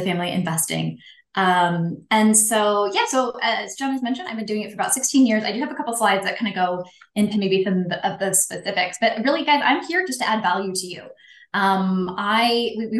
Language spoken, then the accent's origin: English; Pacific Northwest, United States; moved away as an adult; now in Arizona, United States; I am originally from the Pacific Northwest, currently living my best life in Arizona. So I lived, 36 years in the Pacific Northwest